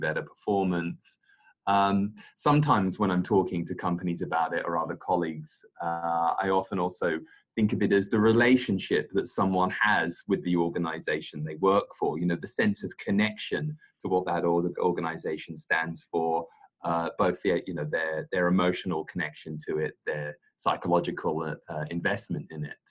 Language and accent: English; London, United Kingdom; accent: British; moved away as an adult; now in Singapore; very British, born and raised in London